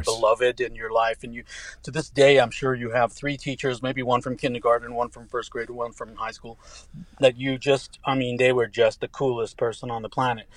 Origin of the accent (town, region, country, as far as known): Tehran, Tehran Province, Iran; born or raised there; first language English and Farsi; moved away; also born or lived in Lubbock, Texas, United States